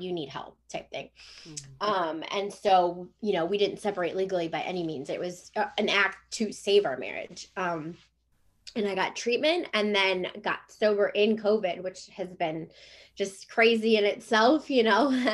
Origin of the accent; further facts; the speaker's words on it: Cleveland, Ohio, United States; moved away as an adult; also born or lived in Jacksonville, Florida / San Diego; now in Chesapeake, United States; We live in Chesapeake, Virginia. So I'm originally from Cleveland, Ohio